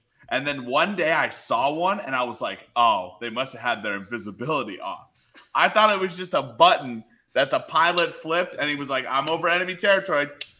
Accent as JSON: {"language": "English", "region": "Colorado", "country": "United States", "tie": "born or raised there", "said": "growing up in the West, the world stopped at Chicago or Kansas City."}